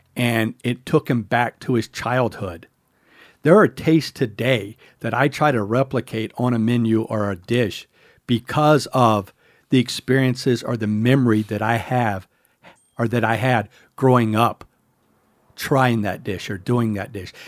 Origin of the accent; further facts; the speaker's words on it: the South, United States; I grew up in the South